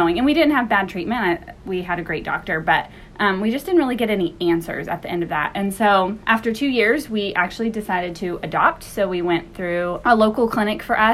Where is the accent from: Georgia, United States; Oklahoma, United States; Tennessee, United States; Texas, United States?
Oklahoma, United States; we are from Oklahoma